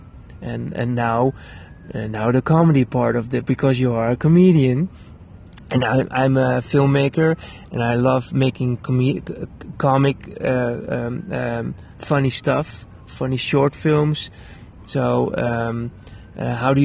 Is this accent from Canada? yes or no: no; Netherlands; I'm a filmmaker from the Netherlands